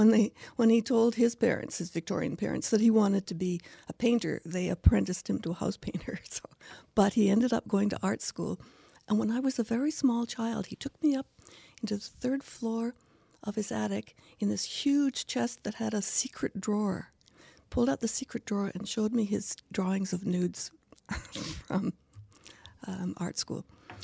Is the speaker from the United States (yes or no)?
no; Kilwinning, Scotland, United Kingdom; born there; Well, I was born in Scotland in Kilwinning, which is on the west coast of Scotland.